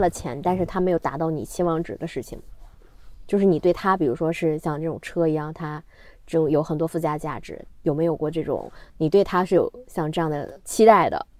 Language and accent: Chinese; Northeast China, China; 因为我是东北人嘛